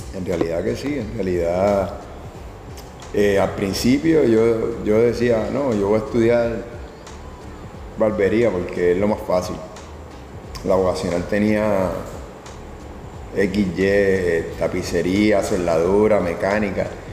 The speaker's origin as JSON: {"language": "Spanish", "town": "Carolina", "country": "Puerto Rico", "tie": "born or raised there", "said": "Nací en Carolina, Puerto Rico, el febrero 10 del 81"}